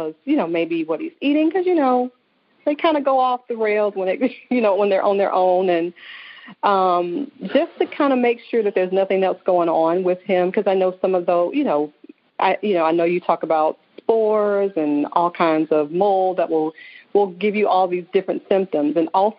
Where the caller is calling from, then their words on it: Atlanta, Georgia, United States; I'm calling from Atlanta, Georgia.